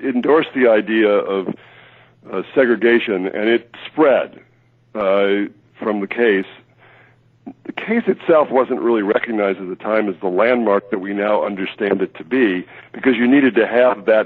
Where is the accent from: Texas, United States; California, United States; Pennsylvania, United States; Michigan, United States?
Michigan, United States; now in Baltimore, United States; I grew up in Michigan